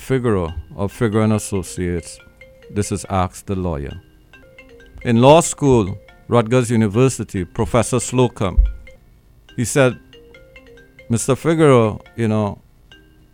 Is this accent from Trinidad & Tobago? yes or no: yes; Trinidad & Tobago; now in Brooklyn, United States; Trinidad and Tobago, my home islands